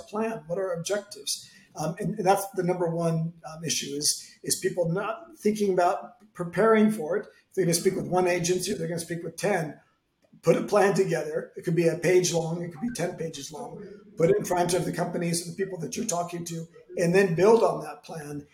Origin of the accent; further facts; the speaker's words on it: San Francisco, California, United States; now in Madrid, Spain; I'm American from San Francisco with an Italian name, based in Madrid